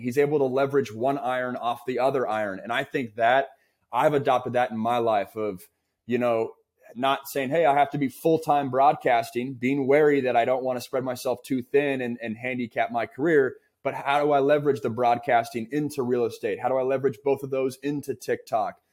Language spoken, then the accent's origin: English; West Coast, United States; for me, a West Coast kid